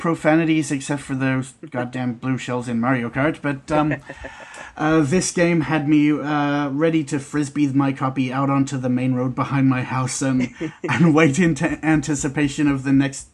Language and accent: English; Australia; Being Australian